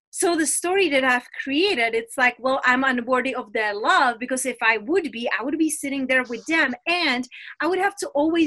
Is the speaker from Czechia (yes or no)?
yes; Czechia; English is a second language; moved away as an adult; also born or lived in London, United Kingdom / Spain; now in Las Vegas, United States; I am from Czech Republic. But when I was around 20 years old, I left my motherland, which is Czech Republic.